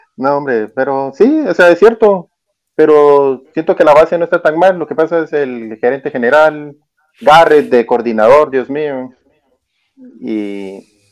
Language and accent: Spanish; Santa Rosa, Guatemala; now in Santa Catarina Pinula, Guatemala; yo vivo, yo vivo en Santa Catarina Pinula, pero sí soy de Santa Rosa